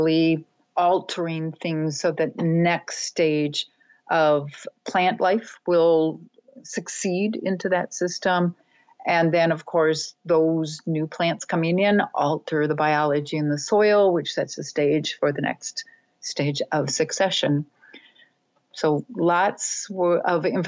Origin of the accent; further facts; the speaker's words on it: Minnesota, United States; I grew up in Minnesota, so the frigid Northlands